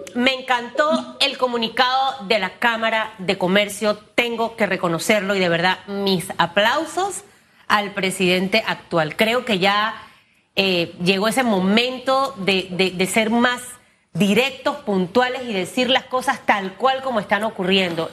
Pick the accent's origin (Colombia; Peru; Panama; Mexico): Panama; como panameña